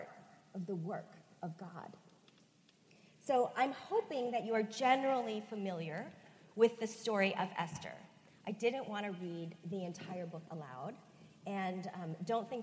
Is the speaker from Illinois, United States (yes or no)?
yes; Chicago, Illinois, United States; I am Korean American, grew up at First Korean United Methodist Church of Chicago.